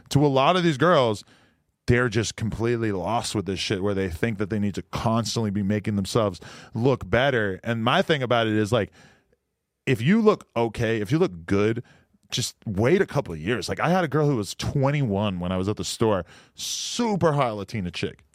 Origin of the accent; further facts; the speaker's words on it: Nashua, New Hampshire, United States; also born or lived in New York / California; now in Los Angeles, United States; my hometown of Nashua, New Hampshire